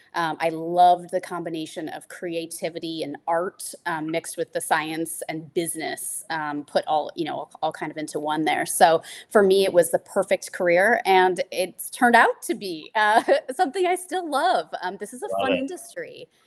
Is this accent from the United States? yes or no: yes; Midwest, United States; Like being a Midwesterner, Burnett is it's just the bullseye, it's the goal, and I love it.